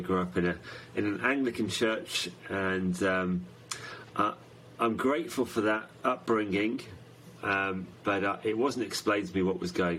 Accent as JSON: {"language": "English", "area": "outside Manchester", "region": "North West England", "country": "United Kingdom", "tie": "born or raised there", "said": "I grew up outside Manchester, a city in the northwest of England, and in a small village"}